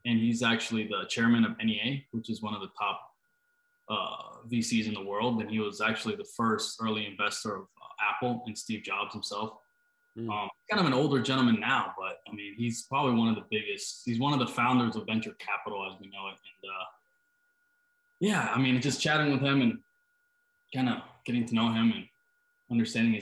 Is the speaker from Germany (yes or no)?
yes; Germany; moved away as an adult; also born or lived in Costa Rica / Orlando, Florida / Utah; now in United States; I was born in Costa Rica, and then when I was 7, I moved to Germany, and I was there till I was 19